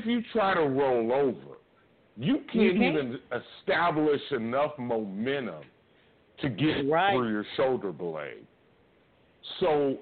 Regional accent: Oakland, California, United States; I'm from East Oakland

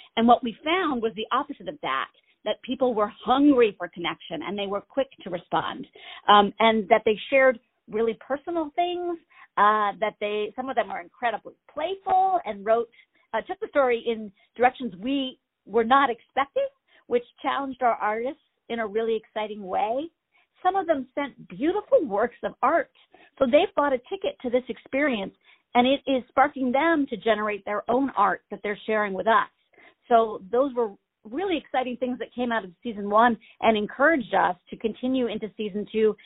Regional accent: Maine, United States; I'm born and raised in Maine.

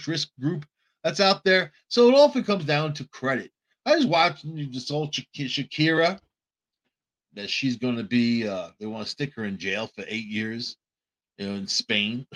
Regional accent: New York City, New York, United States; also born or lived in Long Island; I grew up on Long Island and in New York City, around Brooklyn, Queens, the Bronx

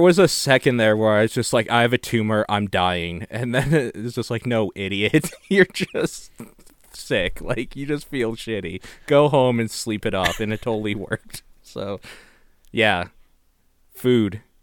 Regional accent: Canada; I'm Canadian

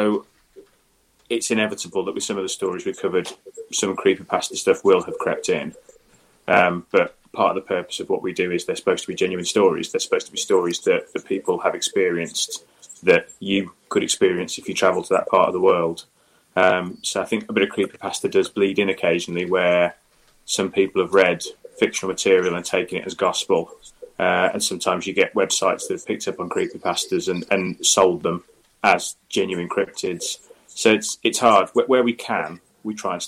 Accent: Midlands, United Kingdom; now in Devon, United Kingdom; I'm originally from the Midlands, slap bang in the middle of the UK

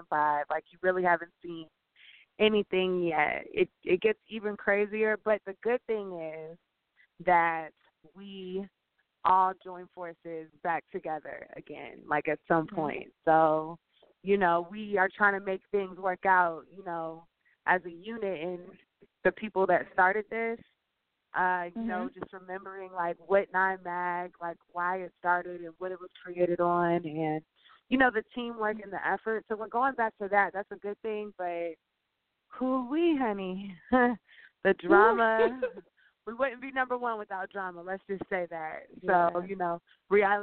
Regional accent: Louisiana, United States; I'm from Louisiana

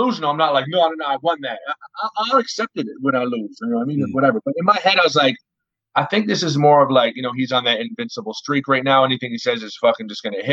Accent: Dartmouth, Nova Scotia, Canada; I'm not from this side of town. I'm from Dartmouth.

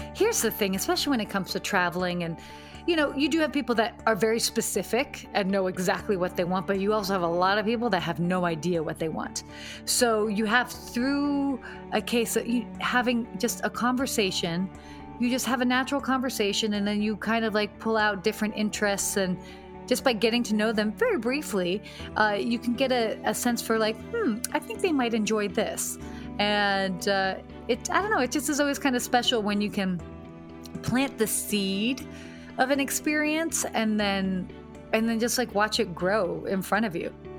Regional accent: Atlanta, Georgia, United States; moved away as an adult; also born or lived in Pennsylvania / Saudi Arabia / London / Washington, D.C.; now in Los Angeles, United States; I ended up living in Atlanta from eight to eighteen.

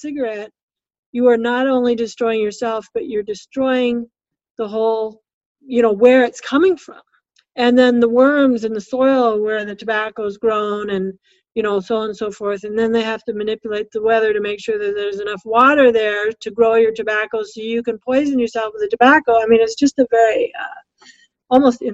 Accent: West Coast, United States; now in Minnesota, United States; I come from the West Coast.

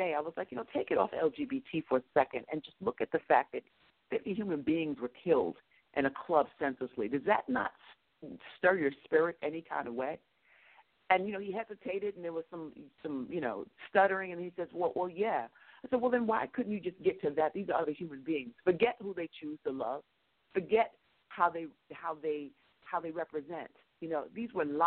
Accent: United States; I'm an American and African-American female

